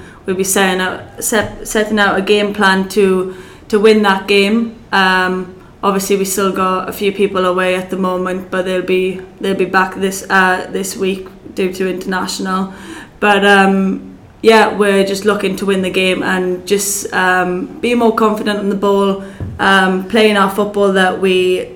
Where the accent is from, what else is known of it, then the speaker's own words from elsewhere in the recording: Welsh, Wales, United Kingdom; I'm Welsh as well